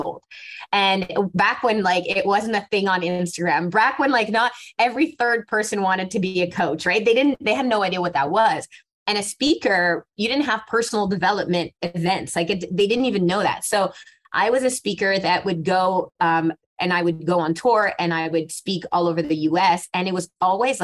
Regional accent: Montreal, Quebec, Canada; also born or lived in Casablanca, Morocco; I was born in Casablanca in Morocco. At the age of three, I moved to Montreal.

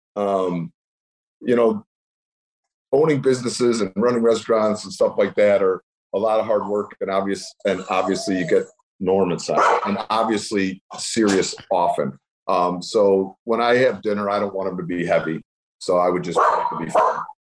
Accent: Cleveland, Ohio, United States; I'm from Cleveland.

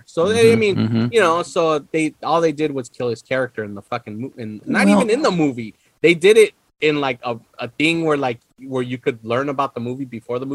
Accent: California, United States; a Californian

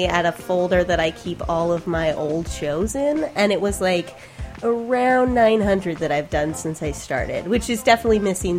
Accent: Spokane, Washington, United States; I was living in my hometown of Spokane, Washington.

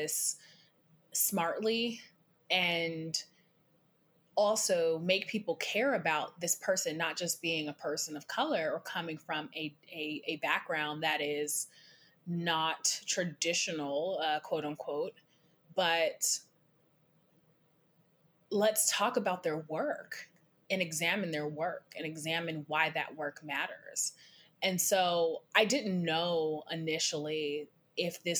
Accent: Seattle, Washington, United States; I grew up in Seattle

